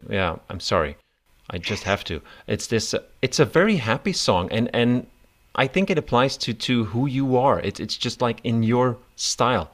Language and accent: English; Belgium; I'm from Belgium